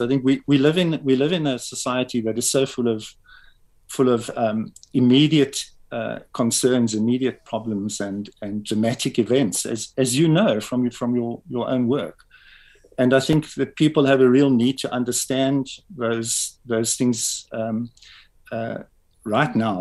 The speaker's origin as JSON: {"language": "English", "town": "Pretoria", "region": "Gauteng", "country": "South Africa", "tie": "born or raised there", "also_born_or_lived": "Springs, East Rand", "said": "actually b- born and raised in Pretoria."}